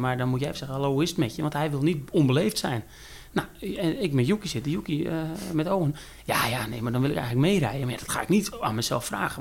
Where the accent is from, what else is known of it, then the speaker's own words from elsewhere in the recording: Netherlands; wij als Nederlanders zijn gewend veel Engels te praten